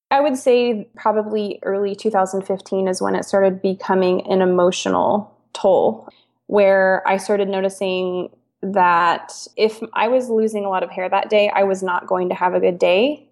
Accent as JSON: {"language": "English", "region": "Kansas", "country": "United States", "moved": "as an adult", "lives_now": "Portland, United States", "said": "we're from Kansas"}